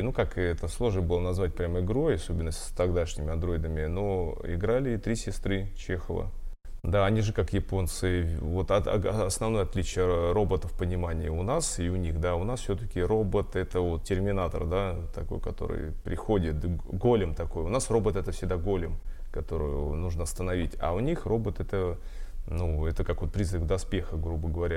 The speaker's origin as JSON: {"language": "Russian", "town": "Voronezh", "region": "Voronezh Oblast", "country": "Russia", "tie": "born or raised there", "said": "я из Воронежа"}